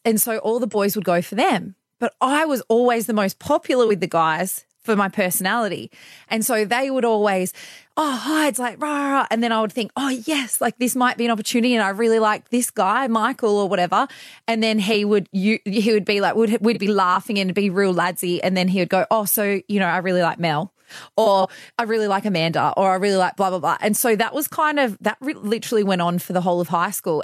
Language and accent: English; Bathurst, New South Wales, Australia; moved away as an adult; also born or lived in London; now in Perth, Australia; I grew up in New South Wales in a place called Bathurst